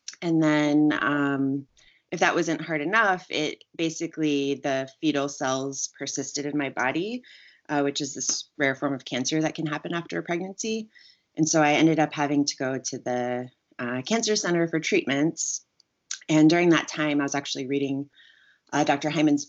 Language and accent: English; Germany; moved away as an adult; now in United States; So I did all that growing up in Germany. So that's where I did most of it. And then I left Germany and went to the States when I was 18 to start university.